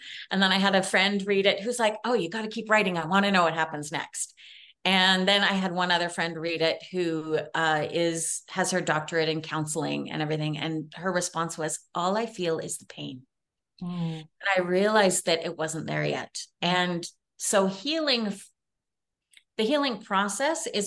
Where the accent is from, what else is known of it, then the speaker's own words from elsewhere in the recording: Canada; I'm Canadian